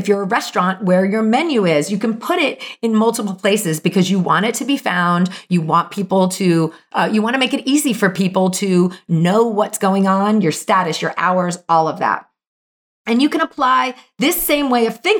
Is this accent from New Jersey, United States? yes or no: yes; New Jersey, United States; moved away; also born or lived in Brooklyn, New York; I am from Jersey and I know good pizza. And I did my many year stint in Brooklyn